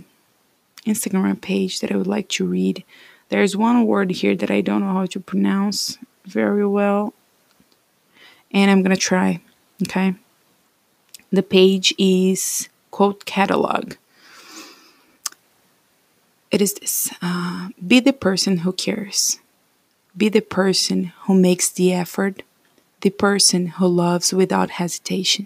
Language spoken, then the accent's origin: English; Brazil; English is a second language; moved away as an adult; also born or lived in United States; I came to the US after 2 years of studying English in my home country, Brazil